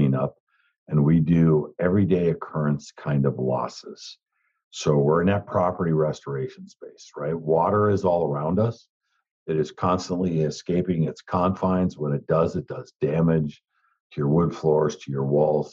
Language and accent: English; upper Michigan, United States; moved away as an adult; now in South Florida, United States; I am born and raised in a small town in extreme upper Michigan on the shore of Lake Superior